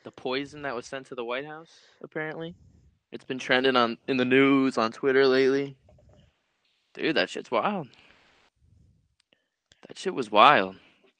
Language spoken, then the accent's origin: English; New York, United States; I'm from New York.